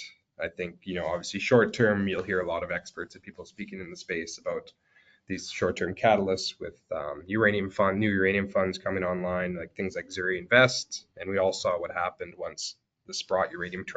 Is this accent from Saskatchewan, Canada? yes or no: yes; Saskatchewan, Canada; I grew up in Saskatchewan.